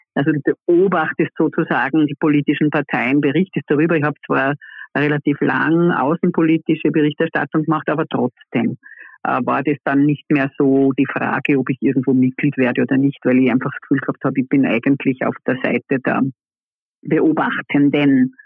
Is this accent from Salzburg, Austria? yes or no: no; Vorarlberg, Austria; ich bin ja aus Vorarlberg